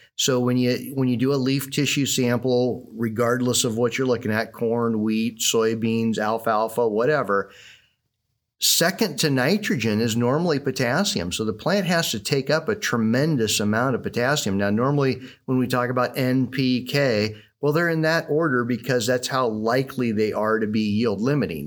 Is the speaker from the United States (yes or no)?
yes; Southwest Iowa, United States; growing up in Southwest Iowa, um, I was the older of, of two boys